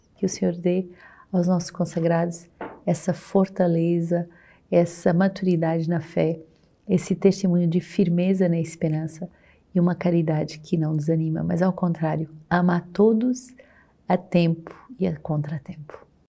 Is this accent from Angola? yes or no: no; Portugal; moved away as an adult; now in Rio de Janeiro, Brazil; Sou portuguesa e estou aqui há cinco anos na missão do Rio de Janeiro